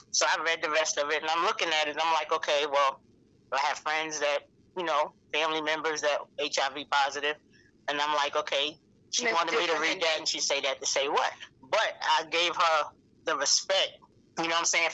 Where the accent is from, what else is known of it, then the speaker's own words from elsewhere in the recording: New York City, New York, United States; moved away as an adult; also born or lived in North Carolina; now in Greenville, United States; I'm from New York City, born and raised, Harlem